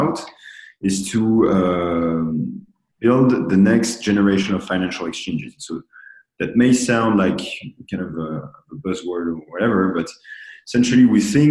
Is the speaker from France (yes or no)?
yes; Paris, Île-de-France, France; now in New York, United States; I'm from Paris